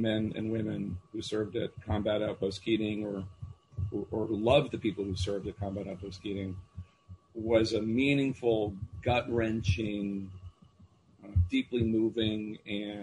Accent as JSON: {"language": "English", "town": "Philadelphia", "region": "Pennsylvania", "country": "United States", "moved": "yes", "said": "I'm from Philly"}